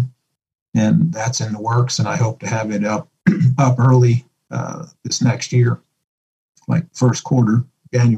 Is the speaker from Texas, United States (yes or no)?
no; Woodstown, New Jersey, United States; moved away as an adult; I grew up and went to high school in a town called Woodstown, New Jersey.